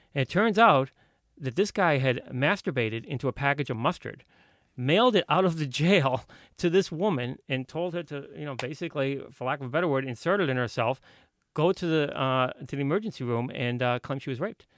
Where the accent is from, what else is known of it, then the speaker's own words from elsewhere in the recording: Boston, Massachusetts, United States; I grew up in Boston.